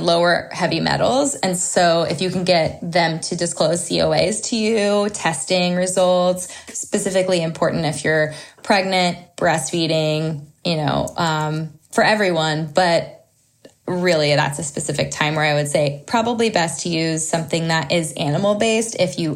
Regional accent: Southern California, United States; We grew up in Southern California. My husband and I both did

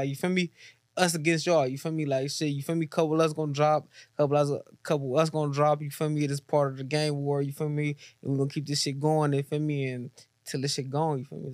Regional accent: Los Angeles, California, United States; I'm from LA, South Park area

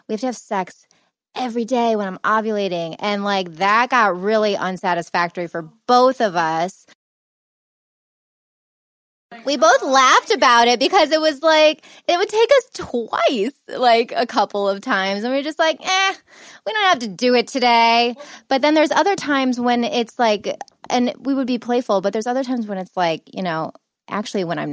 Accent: Ohio, United States; accent: Ohio accent; now in Los Angeles, United States; I'm from Ohio.

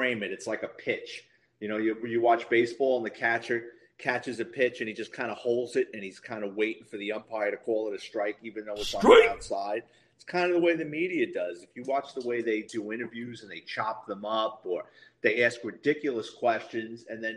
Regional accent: New York City, New York, United States; moved away as an adult; now in Florida, United States; I was born and raised in the Bronx

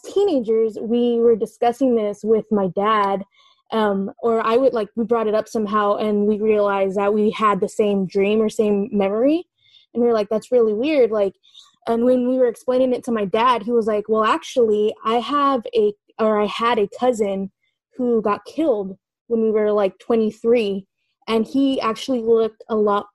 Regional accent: California, United States; I'm calling from the East Bay. I'm from California

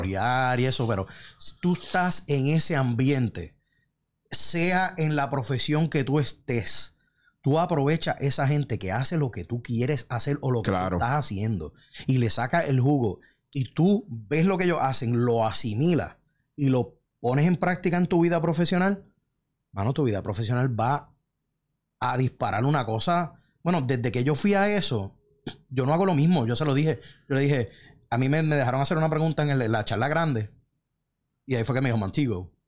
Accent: Puerto Rico; moved away as an adult; me fui de Puerto Rico

